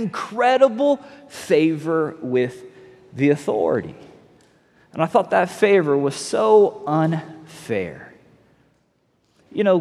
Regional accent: North Fort Myers, Florida, United States; we're from North Fort Myers. We say ain't all the time

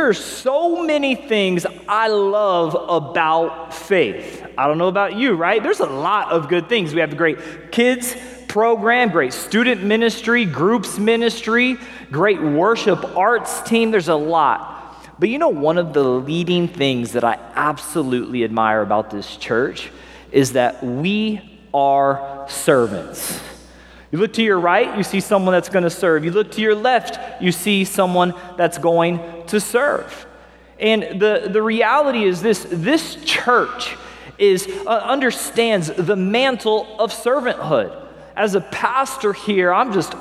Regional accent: Springfield, Missouri, United States; moved away as an adult; also born or lived in Las Vegas, Nevada; now in Los Angeles, United States; So I grew up in Missouri, good old Midwestern boy. I remember we had cows that we would pass on the way to school. I had cows in my backyard, kind of a little country guy on the north end of Springfield, Missouri, located in southwest Missouri.

